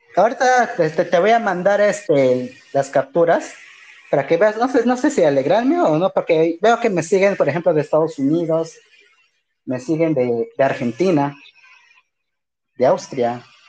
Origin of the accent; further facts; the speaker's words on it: Pucallpa, Ucayali, Peru; Yo soy de Pucalpa.